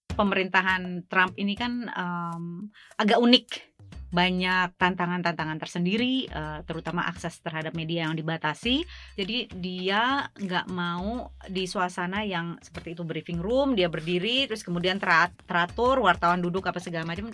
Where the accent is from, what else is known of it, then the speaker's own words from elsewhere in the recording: Indonesia; moved away as an adult; now in Washington, D.C., United States; latar belakang saya sebagai orang Indonesia